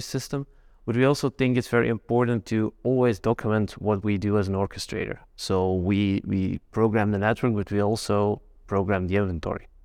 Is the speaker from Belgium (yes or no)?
yes; Belgium; I'm from Belgium